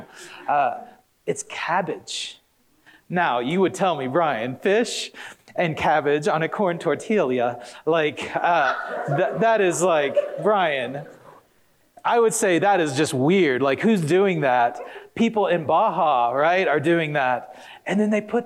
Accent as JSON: {"language": "English", "region": "Oklahoma", "country": "United States", "tie": "born or raised there", "said": "I grew up in Oklahoma."}